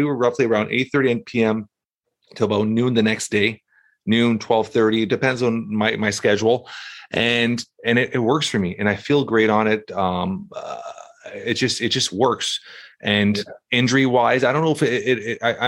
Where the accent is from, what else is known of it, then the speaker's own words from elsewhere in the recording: Canada; I'm from Canada and we're cold.